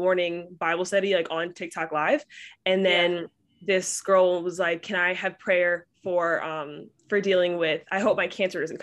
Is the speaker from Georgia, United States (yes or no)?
no; Bay Area, California, United States; I'm from Bay Area, California